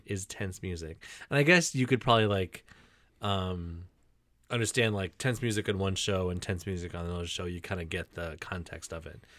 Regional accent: Michigan, United States; accent: Michigan; my Michigan accent

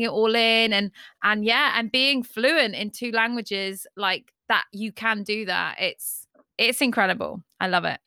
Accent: Devon, South West England, United Kingdom; I'm from Devon

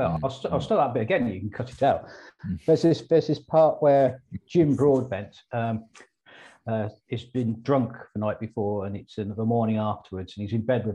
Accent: England, United Kingdom; I am English to a mad extent.

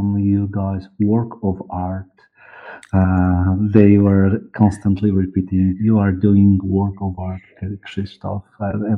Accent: Poland; accent: East European; English is a second language; I'm from communism time, and I learned English when I was 20, 25 years old.

